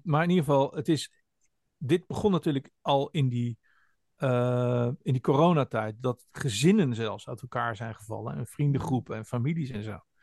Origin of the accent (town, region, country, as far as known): Netherlands